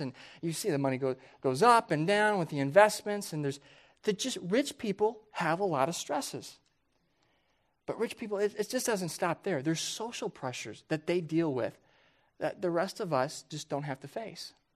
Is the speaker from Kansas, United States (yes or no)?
yes; Johnson County, Kansas, United States; moved away; I never, growing up there, viewed myself and my family as very wealthy.